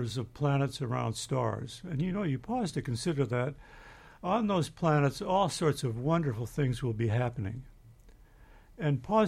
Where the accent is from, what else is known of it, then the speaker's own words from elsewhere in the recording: Manitoba, Canada; I grew up in Manitoba in Canada